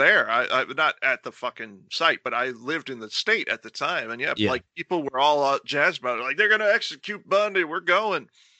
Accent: Florida, United States; I grew up in Florida

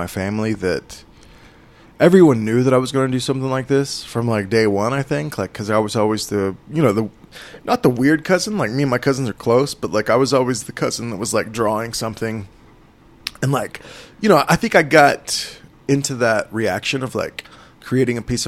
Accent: Holdenville, Oklahoma, United States; also born or lived in Tulsa, Oklahoma / Santa Fe, New Mexico; I'm from rural Oklahoma, a town called Holdenville. And I live in Tulsa now

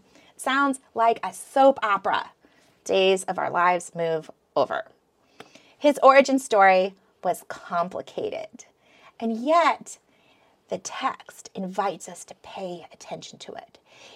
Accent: Philippines; also born or lived in Michigan; I was born in Michigan. And then when I was a toddler, like practically a baby, my parents moved to the jungles of the Philippines. And then we lived there for a while and then moved to the city.

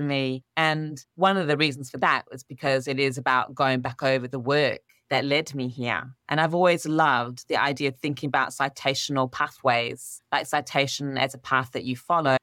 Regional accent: Australia; I was brought up in Australia with my father's Pakistani, my mother's English

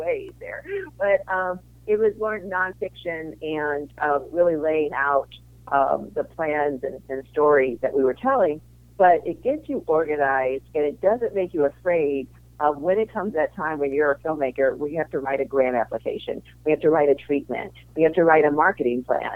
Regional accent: St. Louis, Missouri, United States; also born or lived in Chicago; I grew up in St. Louis, Missouri, and I went to school in Chicago

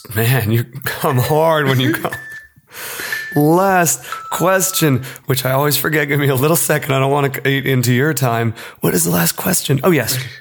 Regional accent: rural Pennsylvania, United States; as a white boy growing up in rural Pennsylvania

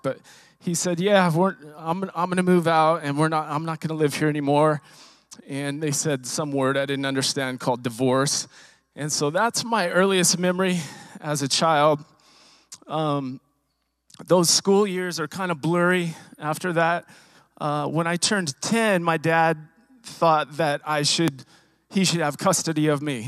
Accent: Riverside, California, United States; I was born and raised in Southern California, Riverside, California

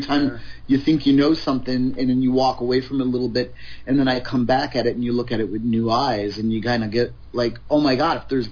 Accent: Chicago, Illinois, United States; moved away as an adult; now in California, United States; Chicago. Right in Chicago, in the heart of it

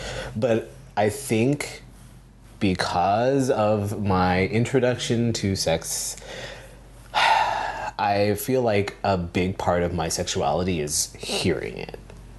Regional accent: San Diego, California, United States; also born or lived in Philippines; I was born in the Philippines, and my mom and dad met there, I guess fell in love, and we moved to San Diego. And so a lot of the time I tell people that I'm from California

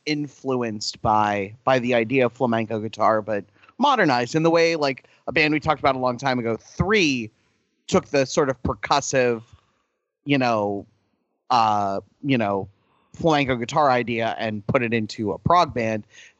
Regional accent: Mexico; moved away; Like, yes, we grew up in Mexico. We got bored of their music, so we went to Europe, and somehow we fucking ended up in Ireland

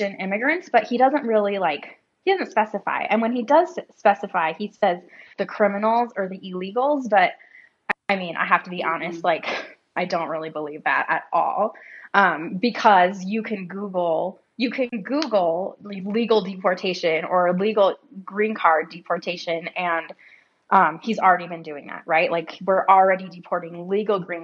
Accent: South Dakota, United States; I was born in South Dakota and I grew up going to a North American Baptist church

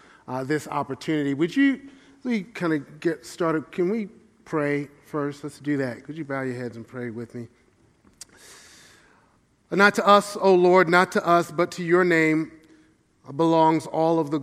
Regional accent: New York City, New York, United States; I grew up in the church in Brooklyn, New York

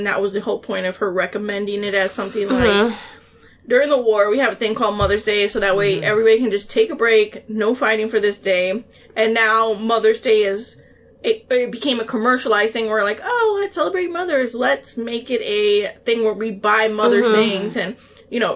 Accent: Guam; now in Illinois, United States; I was born in Guam, which is a day ahead of us technically

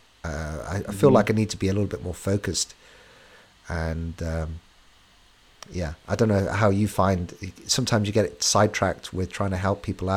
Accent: England, United Kingdom; we're English

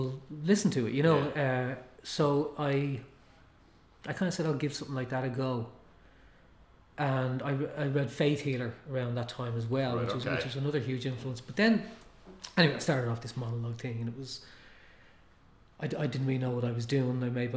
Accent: Tallaght, Leinster, Ireland; growing up in Talla, where we had English channels.

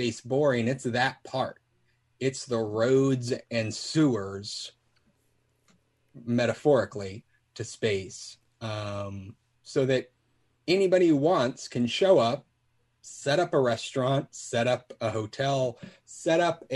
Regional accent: Alaska, United States; I grew up in Alaska

